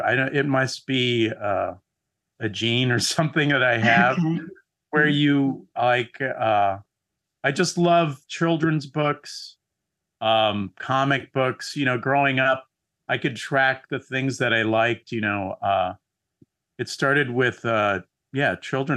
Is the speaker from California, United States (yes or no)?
yes; San Diego, California, United States; I grew up in San Diego, which is south of Los Angeles